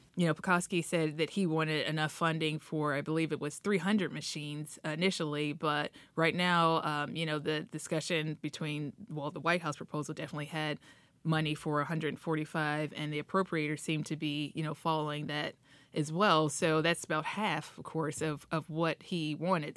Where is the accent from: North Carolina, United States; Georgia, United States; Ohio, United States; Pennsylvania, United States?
Ohio, United States; Dayton; now in Washington, D.C., United States; my mom out in Ohio, I'm from Dayton, Ohio